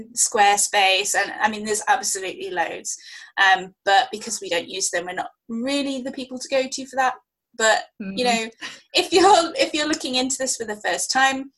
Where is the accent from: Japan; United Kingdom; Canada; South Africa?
United Kingdom; we both make a big thing about being British